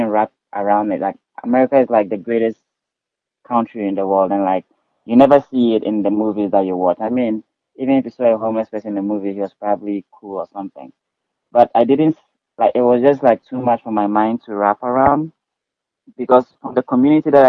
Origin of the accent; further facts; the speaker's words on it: Ghana; moved away as an adult; now in Reno, United States; Yes, I'm from Ghana, West Africa.